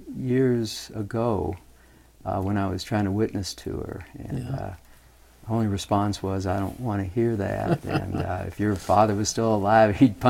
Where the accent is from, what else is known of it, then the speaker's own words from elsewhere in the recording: Louisville, Kentucky, United States; now in North Carolina, United States; I was born and raised in Louisville, Kentucky.